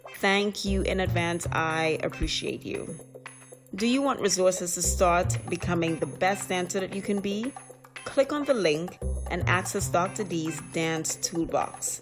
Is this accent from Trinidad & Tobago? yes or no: yes; Trinidad & Tobago; now in United States; I grew up in Trinidad